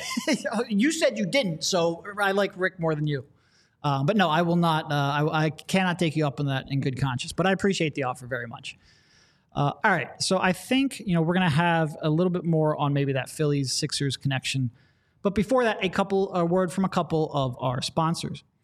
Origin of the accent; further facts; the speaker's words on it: Philadelphia, Pennsylvania, United States; we're from Philadelphia